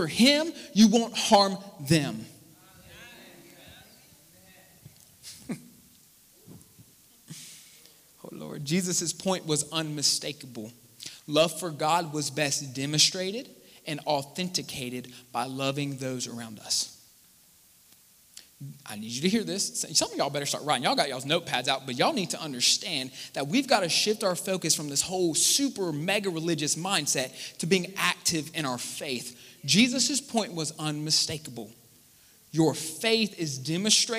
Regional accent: Charleston, United States; some of y'all say I talk too fast, and I do. I'm from Charleston.

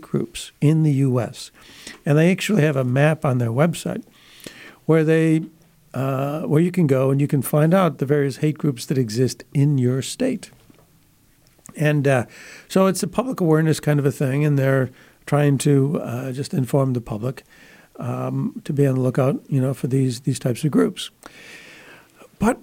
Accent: Buffalo, New York, United States; my hometown, Buffalo, New York

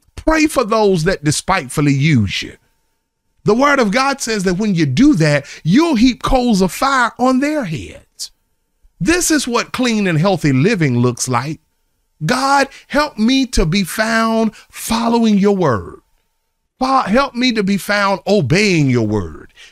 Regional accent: Charlotte, North Carolina, United States; moved away; my hometown, I am coming to Charlotte this week

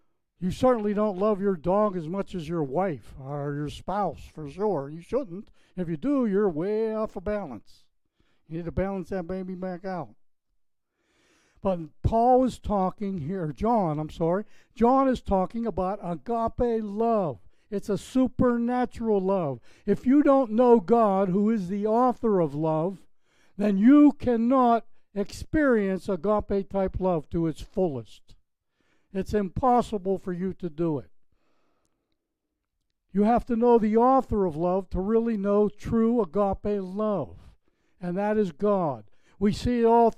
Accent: Pennsylvania, United States; now in Florida, United States; I'm originally from Pennsylvania

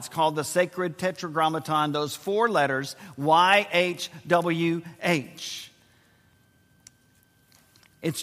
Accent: San Antonio, Texas, United States; San Antonio, Texas, our my hometown

